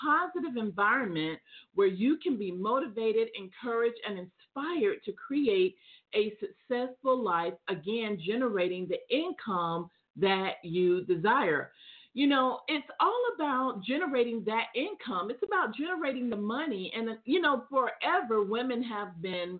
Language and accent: English; Atlanta, Georgia, United States; we are truly coming into the fall season here in my hometown of Atlanta